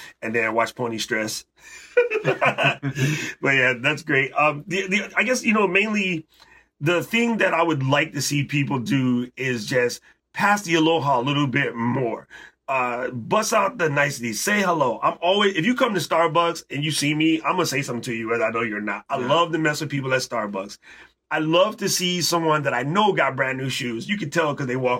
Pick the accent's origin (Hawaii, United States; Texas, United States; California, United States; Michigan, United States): Hawaii, United States; we're from Hawaii.